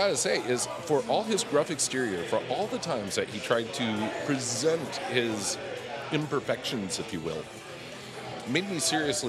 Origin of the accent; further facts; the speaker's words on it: Pennsylvania, United States; moved away; Even though I'm from Pennsylvania